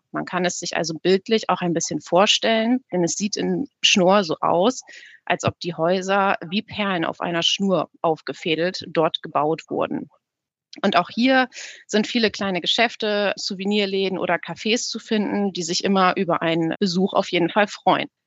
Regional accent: Bremen, Germany; Und auch für mich als Bremerin ist es äh, immer wieder schön, wenn man in der Innenstadt unterwegs ist

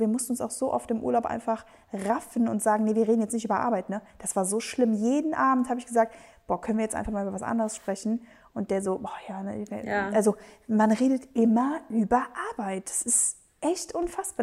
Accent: Spain; Wir sind beide Spanier

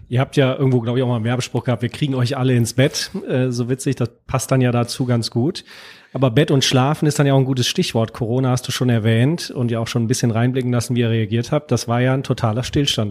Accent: Cologne, North Rhine-Westphalia, Germany; für mich als Kölsche Jung

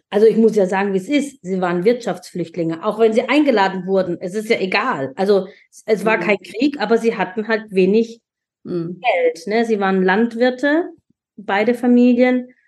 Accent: Germany; Und für mich als Deutsche, die, äh, also für die dort war das ganz normal.

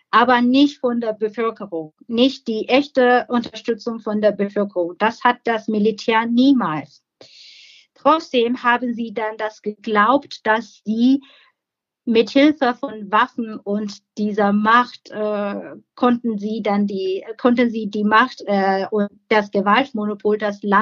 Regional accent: Myanmar; Im Moment bin ich sehr beunruhigt, weil meine Heimat wieder in Gefahr ist.

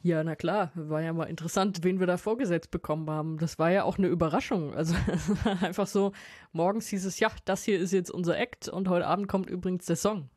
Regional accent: Wiesbaden, Hesse, Germany; also born or lived in Mainz; Ich bin ja in Mainz zur Schule gegangen aus Wiesbaden

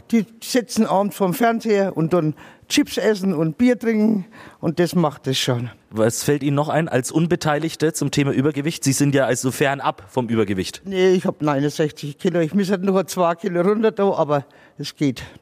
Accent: North Rhine-Westphalia, Germany; Ich komme aus Nähe Köln

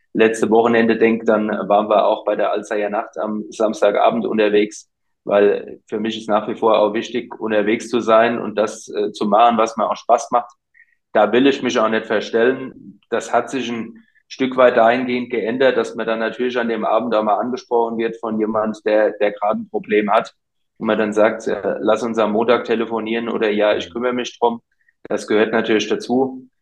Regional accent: Rhenish Hesse, Rhineland-Palatinate, Germany; bei uns in Rheinhessen

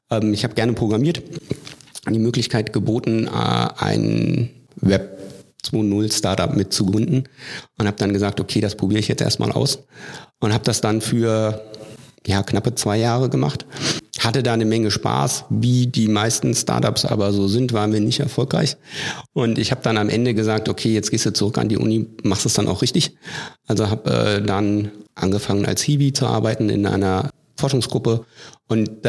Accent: Hesse, Germany; born there; now in Hannover, Germany; Ich komme nicht aus Hannover, ich komme auch nicht aus Niedersachsen. Ich bin gebürtig aus Nordhessen.

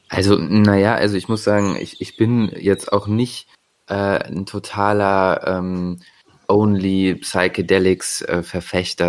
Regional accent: Bonn, North Rhine-Westphalia, Germany; now in Leipzig, Germany; ich komme ursprünglich aus Bonn, äh, wohne aktuell in Leipzig

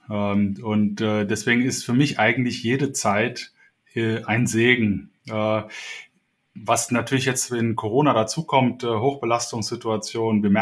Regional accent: Cologne, North Rhine-Westphalia, Germany; now in Hamburg, Germany; Ich bin äh, hier in Hamburg jetzt seit 13 Jahren, äh, komme ursprünglich aus Köln, also bin ein Kölsche Jung, äh, den es in den Norden verschlagen hat.

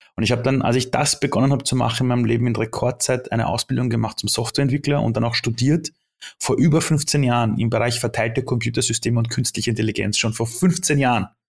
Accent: Austria; born or raised there; also born or lived in Iran

